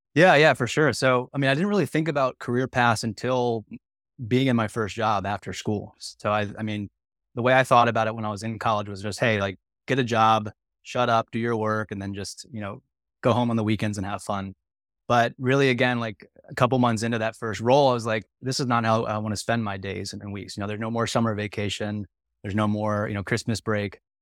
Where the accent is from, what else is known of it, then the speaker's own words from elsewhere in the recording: Maryland, United States; moved away as an adult; also born or lived in South Carolina; now in San Diego, United States; I'm an East Coast kid. I grew up in Maryland outside of the suburbs of D C.